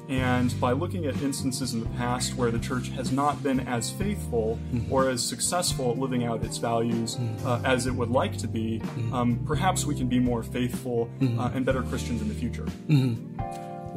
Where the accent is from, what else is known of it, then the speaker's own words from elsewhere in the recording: Kansas, United States; moved away; also born or lived in Cambridge, Massachusetts; I'm originally from Kansas in the United States